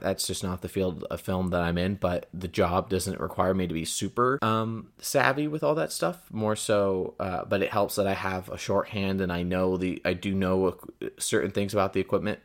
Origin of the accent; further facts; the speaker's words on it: Porterville, California, United States; moved away; I hail from the Central Valley of California, a very small town called Porterville